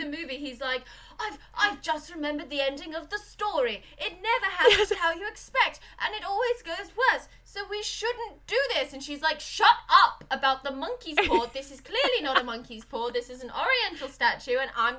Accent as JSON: {"language": "English", "region": "East of England", "country": "United Kingdom", "said": "There's no real reason for me to talk posh, because I'm from Suffolk and we should sort of sound very sort of farmery, like right bar, have you got a light boy? That's where I come from. There's a real sort of Suffolk accent that I don't have"}